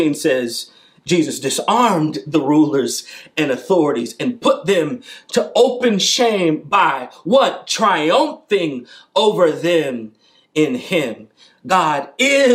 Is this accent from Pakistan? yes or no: no; St. Louis, Missouri, United States; I'm from St. Louis. I was born and raised in St. Louis